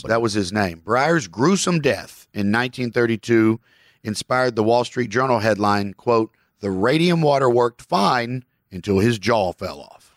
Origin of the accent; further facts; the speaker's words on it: Kentucky, United States; I'm a Southerner from Kentucky.